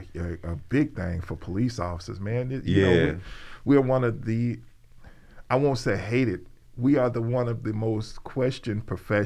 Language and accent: English; Birmingham, Alabama, United States; Dude, look, man, I'm a dude from Ensley. I'm from Birmingham, Alabama, man.